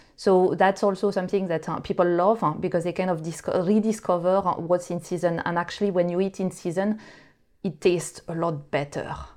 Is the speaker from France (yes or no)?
yes; France; English is a second language; now in United Kingdom; you would probably hear that I'm not originally from the UK. So I uh, I grew up in France